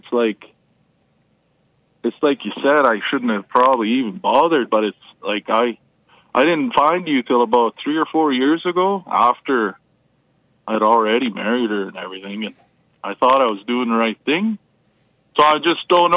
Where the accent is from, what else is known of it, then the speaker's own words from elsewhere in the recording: Canada; I grew up in Canada here